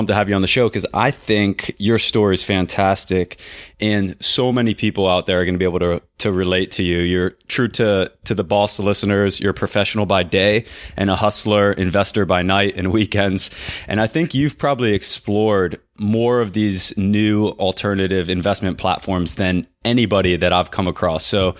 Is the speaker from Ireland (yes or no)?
no; Florida, United States; although it still gets pretty cold in Georgia for a Florida boy, for me anyways.